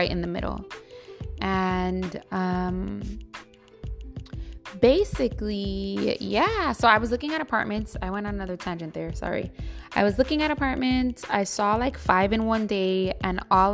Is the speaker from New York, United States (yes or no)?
yes; New York City, New York, United States; also born or lived in California; now in Brooklyn, United States; I really love the Bronx, that's been my home since I was 7 years old. I was born in California and my whole life living in the Bronx since I was seven.